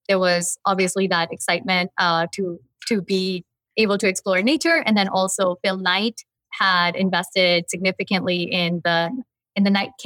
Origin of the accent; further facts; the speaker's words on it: Mumbai, Maharashtra, India; also born or lived in New Jersey, United States / Houston, United States; now in Albany, United States; I was born in Mumbai, a huge metropolitan, world capital, and then I lived on the East Coast